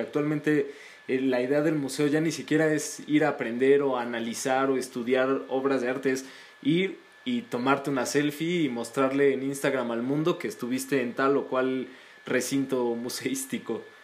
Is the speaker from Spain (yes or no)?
no; Mexico; a nosotros como mexicanos y como latinoamericanos